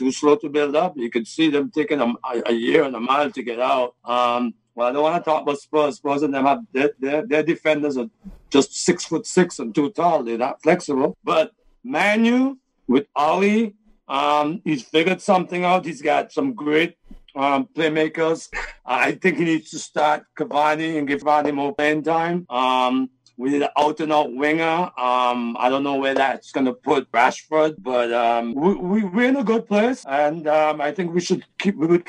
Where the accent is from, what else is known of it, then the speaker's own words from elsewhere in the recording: St. Vincent & Grenadines; I'm from Vincey